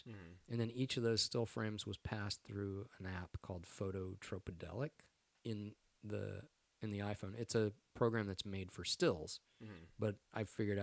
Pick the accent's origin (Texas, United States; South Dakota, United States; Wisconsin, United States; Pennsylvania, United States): Texas, United States; moved away; I'm from Texas